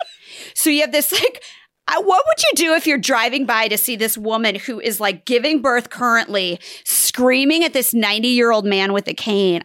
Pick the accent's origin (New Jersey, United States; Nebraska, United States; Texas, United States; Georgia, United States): Nebraska, United States; I'm from Nebraska